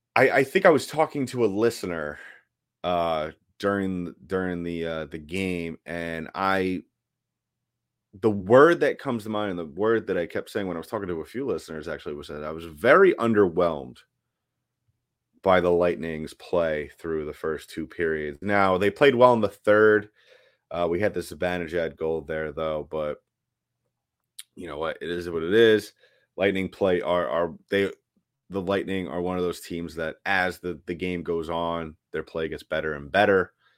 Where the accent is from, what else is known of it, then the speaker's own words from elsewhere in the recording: New York City, New York, United States; moved away; I grew up in New York City